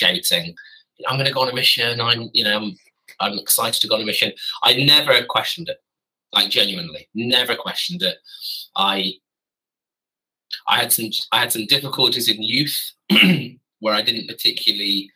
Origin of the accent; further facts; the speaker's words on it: Gloucester, South West England, United Kingdom; moved away as an adult; also born or lived in Stroud; now in Bedfordshire, United Kingdom; I hail from Gloucestershire, so I hail from the other side, west side, neighbouring Wales, just slap bang between Birmingham and Bristol.